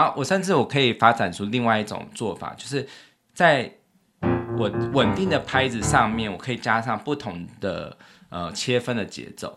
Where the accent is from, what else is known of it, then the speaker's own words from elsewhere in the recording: Taiwan; 就是我们台湾人都很喜欢用日本货嘛